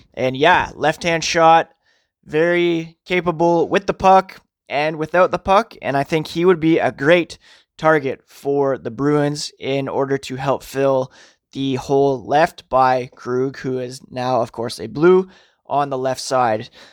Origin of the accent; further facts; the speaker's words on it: Toronto, Ontario, Canada; I was born in Toronto. I live an hour west of Toronto.